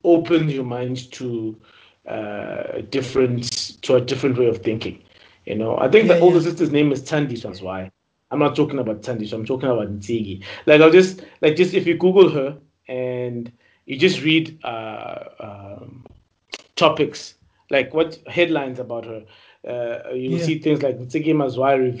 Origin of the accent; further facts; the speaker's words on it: South Africa; as South African men, as South African men